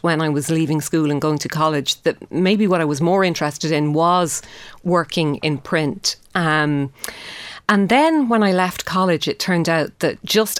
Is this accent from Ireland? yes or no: yes; Shannon, Munster, Ireland; moved away as an adult; also born or lived in England; now in Dublin, Ireland; growing up in Shannon